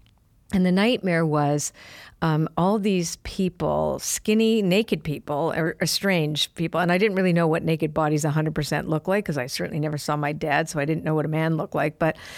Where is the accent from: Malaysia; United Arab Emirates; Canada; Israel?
Canada; Well, I'm Canadian, and Canadians have a tendency to be a little self-deprecating, right?